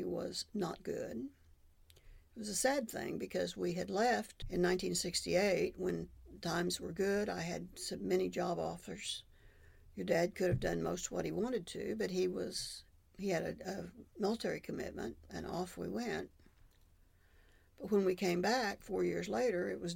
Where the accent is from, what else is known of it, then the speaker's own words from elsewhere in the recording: Oklahoma City, Oklahoma, United States; moved away as an adult; also born or lived in Madill, Oklahoma; I grew up in Oklahoma City, which I thought at the time was the biggest city in the world.